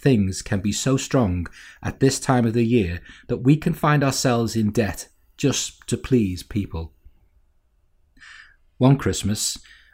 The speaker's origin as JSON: {"language": "English", "town": "Walton", "country": "United Kingdom", "tie": "born or raised there", "said": "As a young lad growing up in Walton"}